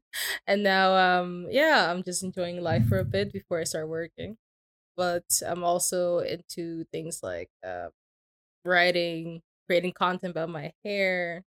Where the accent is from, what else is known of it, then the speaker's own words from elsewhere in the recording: Curaçao; I'm 26 years old. Yeah, born and raised in Curacao.